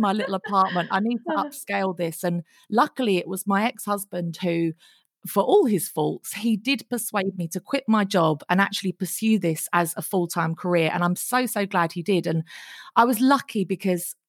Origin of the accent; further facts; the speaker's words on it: Essex, East of England, United Kingdom; we're from Essex